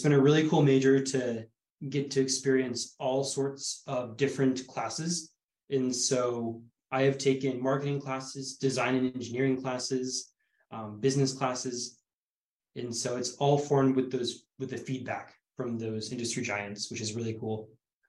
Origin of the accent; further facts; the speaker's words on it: Bellingham, Washington, United States; moved away as an adult; now in Bend, United States; I'm from Bellingham, Washington